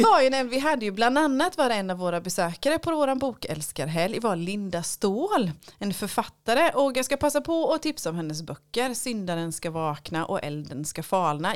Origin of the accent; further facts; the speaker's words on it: Lönneberga, Kalmar County, Sweden; när jag växte upp i Lönneberga